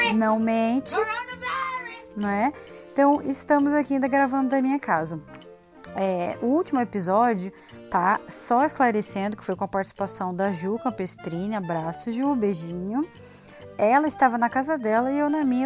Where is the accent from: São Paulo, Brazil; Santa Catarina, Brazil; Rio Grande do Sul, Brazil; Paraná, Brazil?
Paraná, Brazil; a gente aqui do sul, principalmente do Paraná